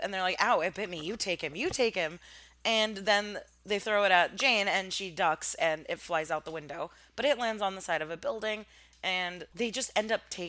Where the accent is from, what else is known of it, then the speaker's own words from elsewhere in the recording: Armenia; accent: Armenian; English is a second language; Oh, I think my like Armenian accent when I was younger forced me to call it Kazaa.